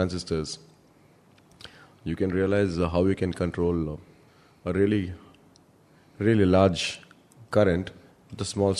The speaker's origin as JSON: {"language": "English", "town": "Bangalore", "region": "Karnataka", "country": "India", "tie": "born or raised there", "said": "I started off in Bangalore. I grew up in Bangalore."}